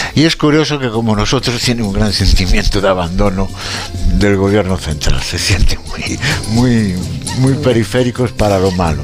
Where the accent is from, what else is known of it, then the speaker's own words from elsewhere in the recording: Galicia, Spain; como somos los gallegos